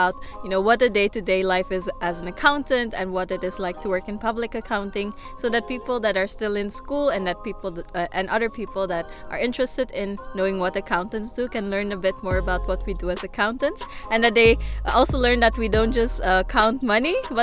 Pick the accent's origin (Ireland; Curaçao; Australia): Curaçao; moved away as an adult; also born or lived in Suriname / United States; now in Maastricht, Netherlands; I'm originally born in Suriname. I grew up in Curaçao, which is a small island in the Caribbean, and then I moved for my education to the States